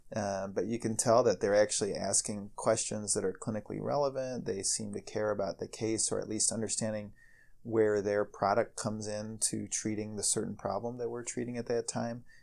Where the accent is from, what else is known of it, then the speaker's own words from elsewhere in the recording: Ohio, United States; moved away as an adult; now in Chicago, United States; I, I, grew up in Ohio